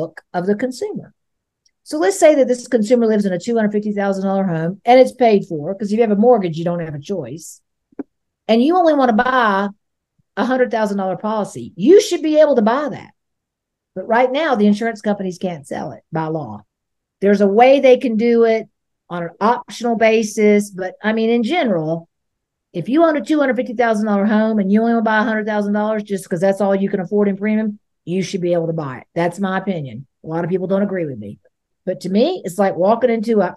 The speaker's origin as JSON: {"language": "English", "area": "Hillsborough County", "region": "Florida", "country": "United States", "tie": "born or raised there", "said": "I grew up in Hillsborough County"}